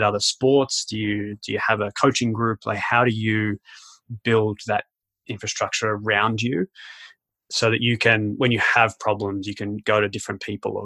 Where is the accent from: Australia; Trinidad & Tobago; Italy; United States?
Australia; now in Canada; I'm an Australian